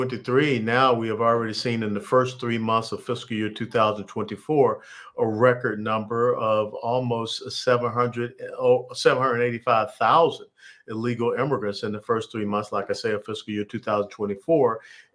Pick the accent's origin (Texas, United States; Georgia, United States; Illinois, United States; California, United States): Texas, United States; I'm a Texan person of color